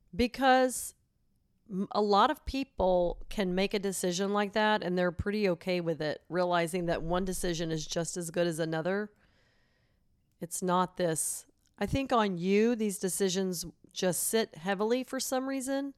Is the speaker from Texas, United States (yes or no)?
yes; Silsbee, Texas, United States; now in San Antonio, United States; My mom's in town this week visiting from Silsbee, Texas, my hometown.